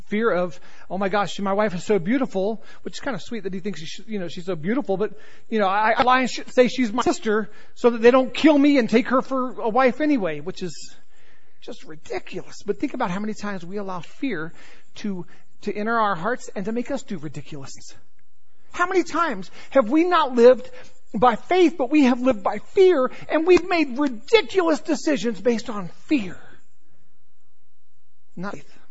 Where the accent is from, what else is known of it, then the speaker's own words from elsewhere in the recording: North Carolina, United States; born there; accent: Southern; I was born in North Carolina, so if I go back to North Carolina for any extended period of time or even the South, before you know it, I'm, my Southern accent has come back.